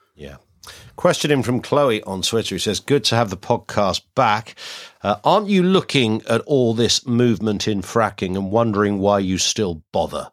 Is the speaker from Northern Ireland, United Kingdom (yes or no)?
no; Kent, South East England, United Kingdom; when I was a kid, 'cause I grew up in Kent